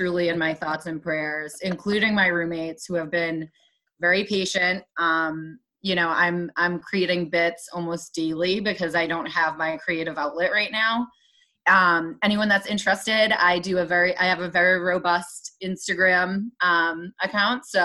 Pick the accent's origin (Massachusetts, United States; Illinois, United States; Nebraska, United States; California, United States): Massachusetts, United States; Waltham; I am born and raised in the Boston area